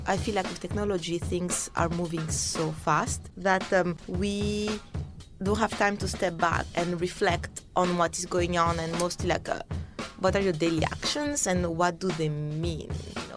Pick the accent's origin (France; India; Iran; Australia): France; Paris, Île-de-France; I grew up in Paris.